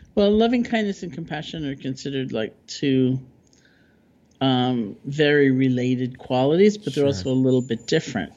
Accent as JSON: {"language": "English", "region": "New York", "country": "United States", "said": "I'm a New Yorker"}